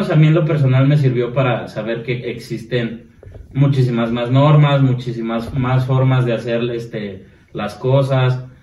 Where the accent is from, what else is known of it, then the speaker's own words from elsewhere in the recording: Mexico; siendo mm, mexicano.